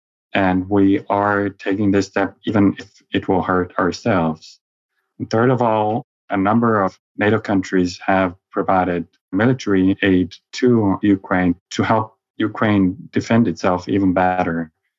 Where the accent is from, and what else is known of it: Estonia